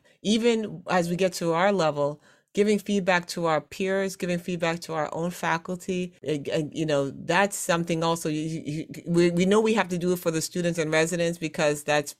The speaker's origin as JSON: {"language": "English", "town": "Brooklyn", "region": "New York", "country": "United States", "tie": "born there", "also_born_or_lived": "Trinidad and Tobago", "said": "I said I was born in Brooklyn, but I was raised around the world."}